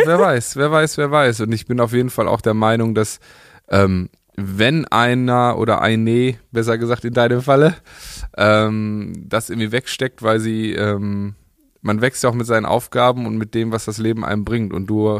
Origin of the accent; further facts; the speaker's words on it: Paderborn, North Rhine-Westphalia, Germany; meine Heimatstadt